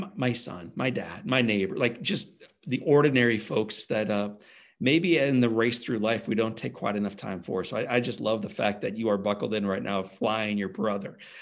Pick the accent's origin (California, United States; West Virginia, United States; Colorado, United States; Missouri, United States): Missouri, United States; St. Louis; My hometown of Saint Louis is an awesome baseball town.